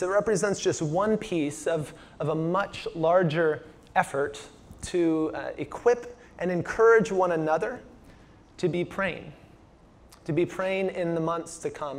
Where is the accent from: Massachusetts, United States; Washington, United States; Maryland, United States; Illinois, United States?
Washington, United States; moved away; also born or lived in Phoenix, Arizona; I'm from Washington State